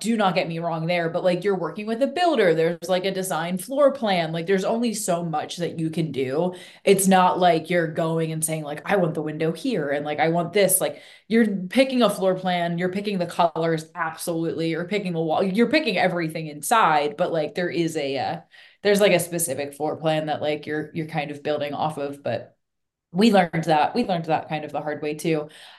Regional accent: Northeast, United States; moved away as an adult; also born or lived in Philadelphia area; now in St. Augustine, Florida, United States; I'm from the Northeast, so like I know what cold actually is

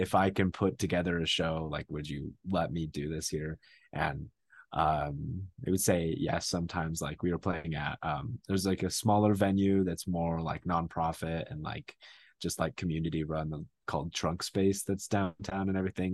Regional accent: Phoenix, Arizona, United States; now in Flagstaff, United States; I grew up in Phoenix, and then I moved here, uh, for, for college

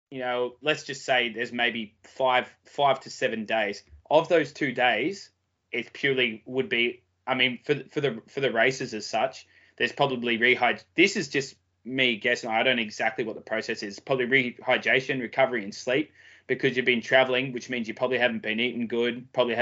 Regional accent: Australia; being an Aussie

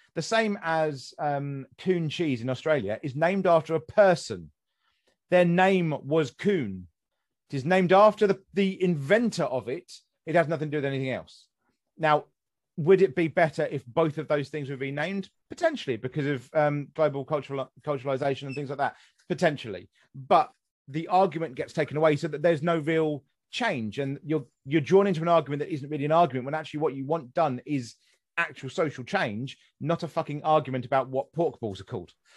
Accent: West Sussex, South East England, United Kingdom; moved away; I'm from West Sussex originally

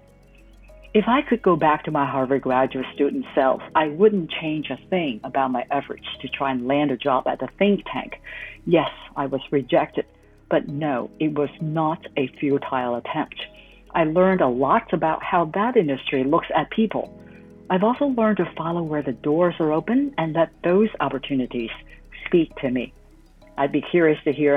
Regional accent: Hong Kong; moved away as an adult; returned to Hong Kong, my hometown

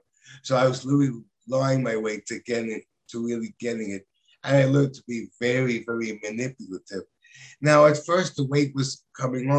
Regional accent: New York City, New York, United States; I am actually from New York City

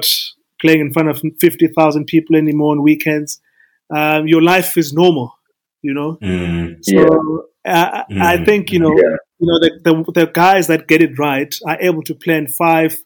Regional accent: East London, Eastern Cape, South Africa; moved away as an adult; also born or lived in Mthatha, South Africa / Pretoria, South Africa; I was born in Umtata, in the Eastern Cape. Then we moved to East London, my family and I. So we finished our matric, I mean, our high school in East London.

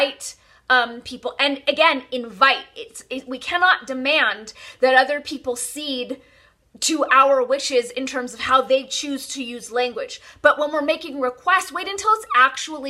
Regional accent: California, United States; I'm born and raised in California

